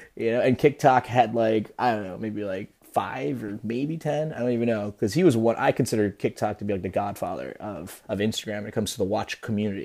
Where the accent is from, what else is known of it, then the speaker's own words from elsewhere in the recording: New Jersey, United States; I'm Peruvian and I'm from New Jersey, but I am technically s, part Spaniard